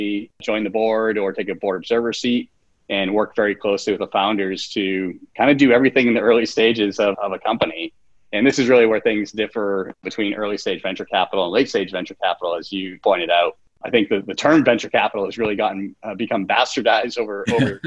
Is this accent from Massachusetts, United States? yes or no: yes; Boston, Massachusetts, United States; now in New York, United States; we have it in Boston